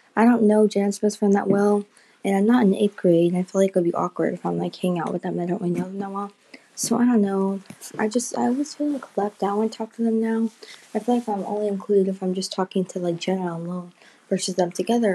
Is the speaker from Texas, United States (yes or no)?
yes; Texas, United States; moved away; also born or lived in Pennsylvania; I lived most of my life in Texas